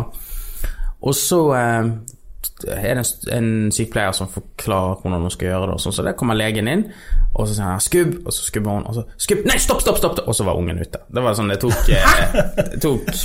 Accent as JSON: {"language": "Norwegian", "country": "Norway", "moved": "as an adult", "lives_now": "Los Angeles, United States", "said": "vi er norsk eh, og skandinavere"}